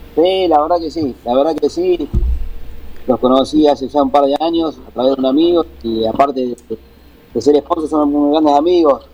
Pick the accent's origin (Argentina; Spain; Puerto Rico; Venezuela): Argentina; como argentino, como, piloto